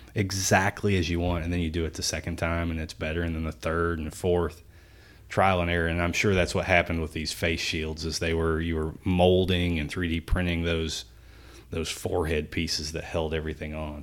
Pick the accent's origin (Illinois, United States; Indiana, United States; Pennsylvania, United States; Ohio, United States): Indiana, United States; Jeffersonville; downtown Jeffersonville, you know, my hometown